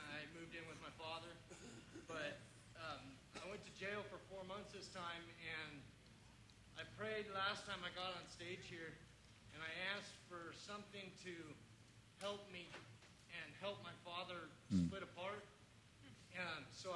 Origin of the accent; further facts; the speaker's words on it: Redding, California, United States; I was actually born and raised here